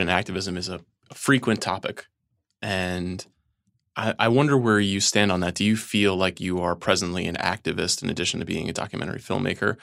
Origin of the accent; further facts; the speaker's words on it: Long Island, New York, United States; I am from Long Island